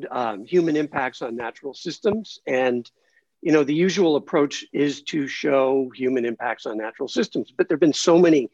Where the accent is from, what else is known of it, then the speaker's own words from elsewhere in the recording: Los Angeles, California, United States; moved away as an adult; also born or lived in New York City; I grew up in Los Angeles and lived most of my adult life in New York City